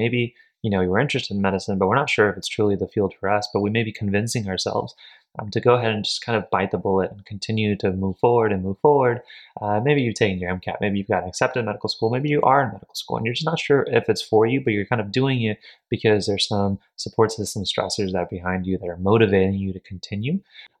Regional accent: India; born there; moved away; I was born in India, came here, and the first job that my parents could think of me wanting to become

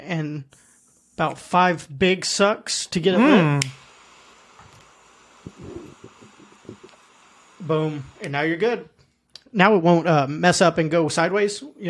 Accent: United States; as an American race

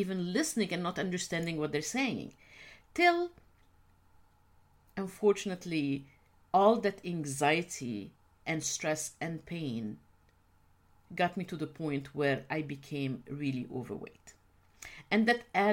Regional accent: Egypt; I grew up in a culture when women's rights are not the norm. I'm originally from the Middle East, actually from Egypt

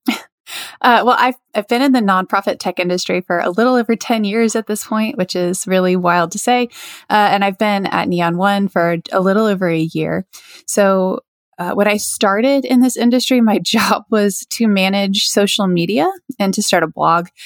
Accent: Lakeland, Florida, United States; an organization here in my hometown, uh, Lakeland, Florida

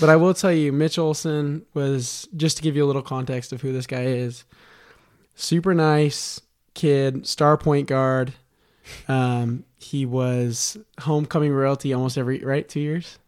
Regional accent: Las Vegas, Nevada, United States; born or raised there

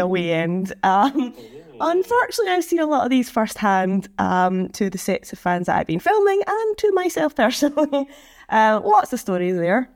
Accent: Scotland, United Kingdom; I'm Scottish

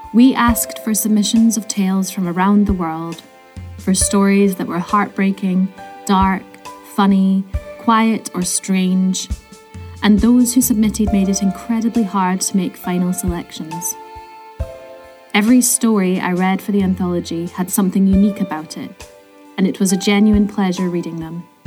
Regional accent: Scotland, United Kingdom; Growing up in Scotland, so many of our folk tales have elements of hauntings or dark histories

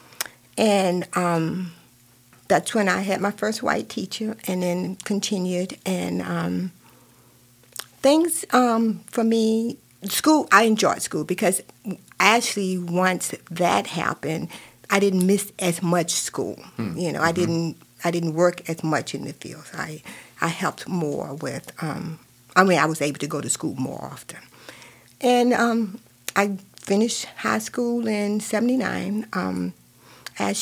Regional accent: Virginia, United States; now in Lake County, United States; I grew up in Virginia, and if you can tell from from my accent, but I grew up in Virginia

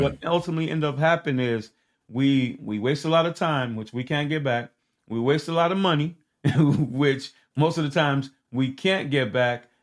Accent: Haiti; moved away; also born or lived in Miami, Florida; I was born in in Haiti.

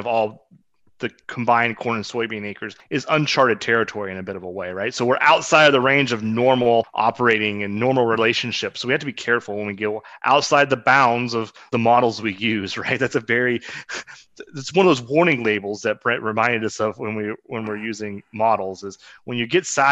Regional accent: Southeast Kansas, United States; I grew up in Southeast Kansas

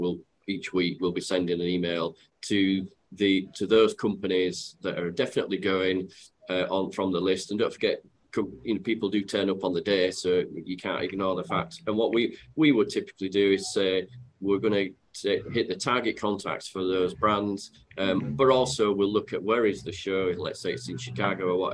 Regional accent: Yorkshire and the Humber, United Kingdom; accent: Yorkshire; for those that have got my accent, they'll know that I'm from Yorkshire

